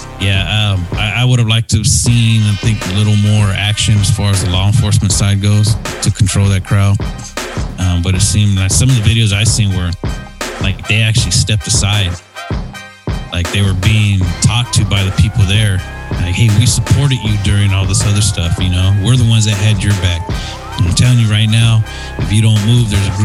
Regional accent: United States; as a veteran and as an American

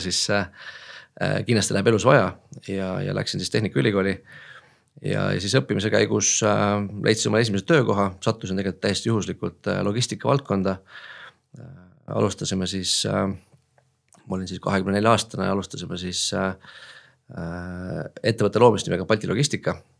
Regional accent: Tallinn, Harju County, Estonia; olen Tallinnast pärit

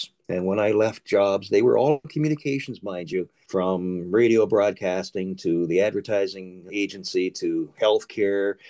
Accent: Brantford, Ontario, Canada; here in my hometown in Brantford

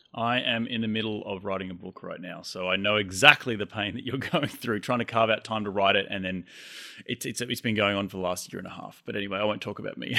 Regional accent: Australia; moved away as an adult; now in United States; I'm Australian. I moved here five years ago

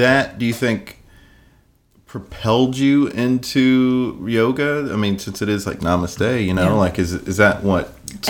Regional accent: South Carolina, United States; I grew up in South Carolina.

